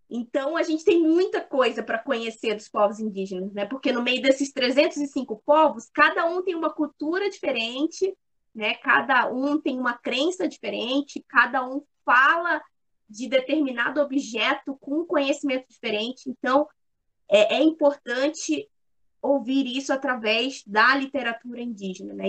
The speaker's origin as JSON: {"language": "Portuguese", "town": "Manaus", "region": "Amazonas", "country": "Brazil", "tie": "born or raised there", "moved": "yes", "lives_now": "Criciúma, Brazil", "said": "sou nascida em Manaus, né, no estado do Amazonas"}